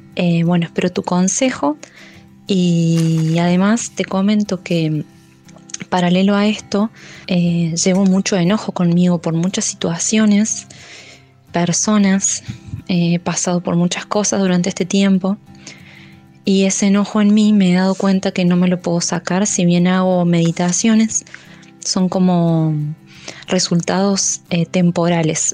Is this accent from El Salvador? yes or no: no; Argentina; soy de Argentina, tengo 32 años